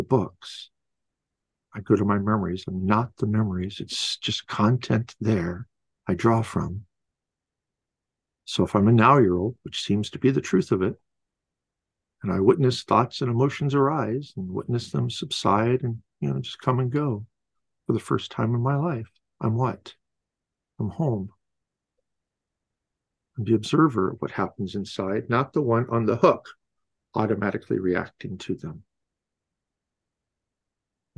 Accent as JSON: {"language": "English", "region": "Midwest", "country": "United States", "tie": "born or raised there", "said": "I was born in the Midwest back in early 60s"}